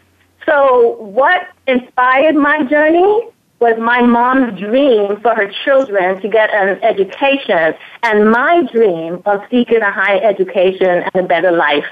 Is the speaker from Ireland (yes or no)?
no; St. Thomas, U.S. Virgin Islands; also born or lived in Antigua; I was born in Antigua, which is a small island in the British West Indies. When I was about 8 years old, I moved to St. Thomas, Virgin Islands to live with my mother